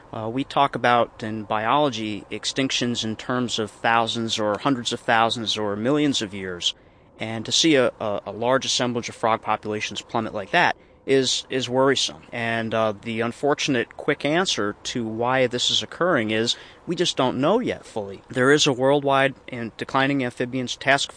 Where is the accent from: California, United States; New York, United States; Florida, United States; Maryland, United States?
New York, United States; Circleville; born or raised there; also born or lived in Sullivan County, New York